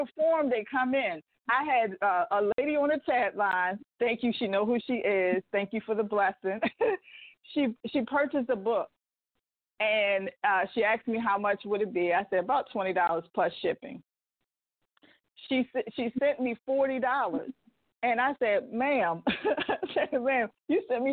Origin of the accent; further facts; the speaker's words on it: Baltimore, Maryland, United States; moved away; I'm originally from Baltimore, Maryland